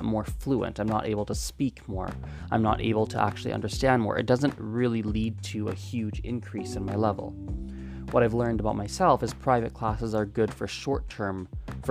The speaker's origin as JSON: {"language": "English", "country": "Canada", "tie": "born or raised there", "first_language": "English", "said": "I speak it because I grew up in Canada, and so it's my native language, I suppose, my first language."}